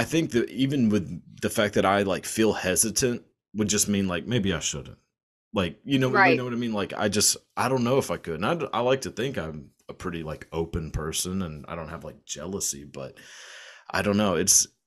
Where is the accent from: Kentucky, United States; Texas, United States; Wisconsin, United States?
Texas, United States; I am from Texas